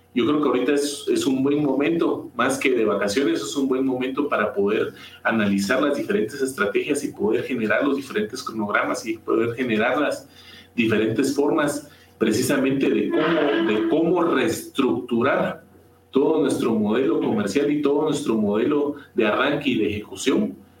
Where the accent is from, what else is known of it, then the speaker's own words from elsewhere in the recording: Guatemala; como, como guatemaltecos